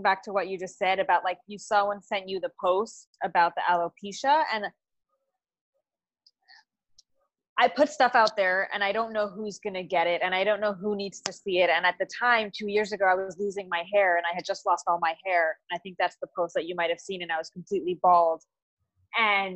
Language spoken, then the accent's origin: English; Los Angeles, California, United States; now in New York, United States; I'm originally from Los Angeles. I've been living in New York for many years